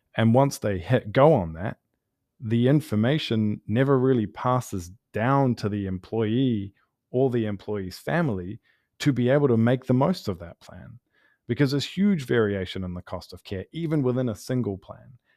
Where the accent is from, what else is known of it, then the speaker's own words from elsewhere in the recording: New Zealand; now in Los Angeles, United States; I'm from New Zealand originally